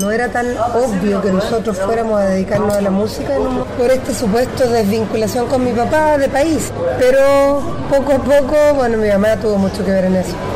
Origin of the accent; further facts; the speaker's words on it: Chile; also born or lived in Mexico; nosotros somos muy chilenos, chilenos chilenos